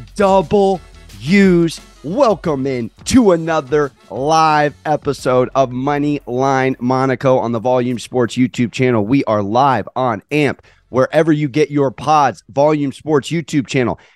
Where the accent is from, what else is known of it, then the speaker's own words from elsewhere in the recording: San Diego, California, United States; I'm from San Diego, but I do have three generations of New York in my family.